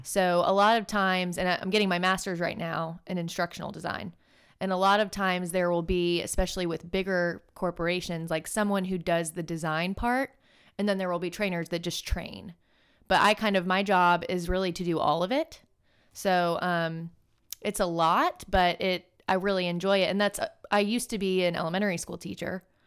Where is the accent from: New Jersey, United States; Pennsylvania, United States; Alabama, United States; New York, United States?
Alabama, United States; Birmingham; moved away as an adult; also born or lived in Miami; me and my sister both growing up in Birmingham